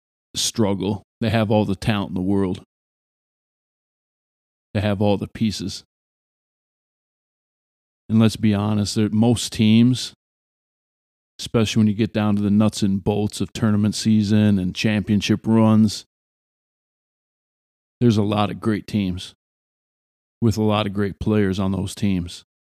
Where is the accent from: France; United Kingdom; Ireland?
Ireland; Well, yeah, I'm Irish. Yeah, it's St. Patrick's Day around the corner.